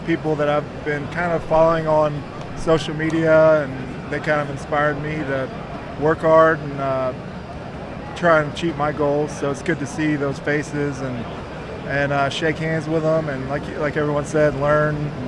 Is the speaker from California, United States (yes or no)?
no; Raleigh, North Carolina, United States; now in Wilmington, United States; I'm originally from Raleigh, North Carolina, but right now I live in Wilmington, North Carolina. Been there for 17 years now.